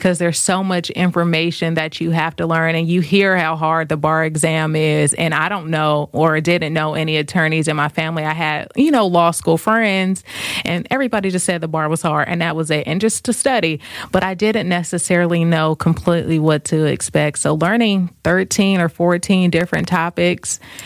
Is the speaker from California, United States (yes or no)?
yes; Vallejo, California, United States; moved away as an adult; now in New York City, United States; I'm from Vallejo. So Vallejo is closer to Napa and about 20 minutes from Oakland